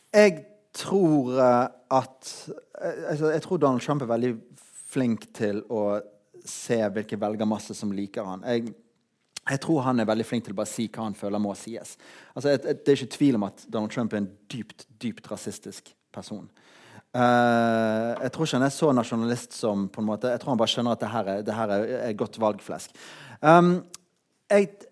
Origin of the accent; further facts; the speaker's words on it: Norway; jeg er norsk